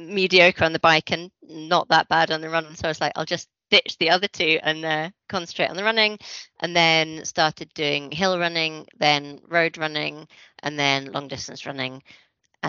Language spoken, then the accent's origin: English; Aberdeen, Scotland, United Kingdom; moved away as an adult; also born or lived in London; now in Edinburgh, United Kingdom; I'm from Scotland, although no one ever believes I'm born and bred Aberdonian